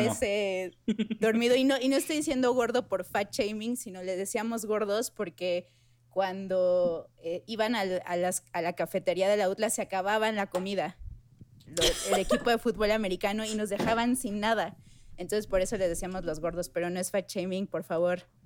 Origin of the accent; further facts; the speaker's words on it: Mexico City, Mexico; also born or lived in Puebla; No soy poblana, soy chilanga